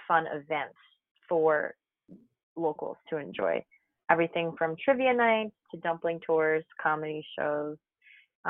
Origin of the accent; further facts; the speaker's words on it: New York City, New York, United States; Born and I mean and raised in Brooklyn